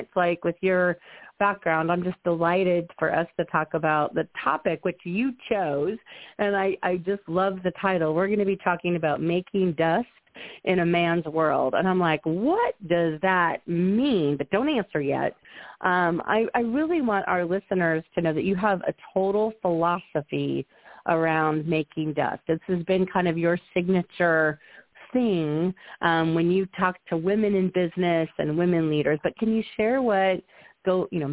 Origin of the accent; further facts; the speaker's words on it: Midwest, United States; I'm from the Midwest, so there was a lot of horse riding in my background.